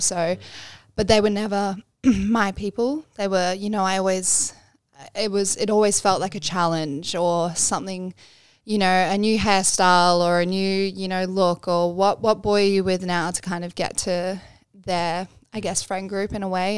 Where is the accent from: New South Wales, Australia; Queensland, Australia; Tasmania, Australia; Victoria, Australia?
Queensland, Australia; Bribie Island; also born or lived in Canberra / Braidwood; now in Sunshine Coast, Australia; we moved to Bribey Island, which is where I grew up, um, when, when I was quite young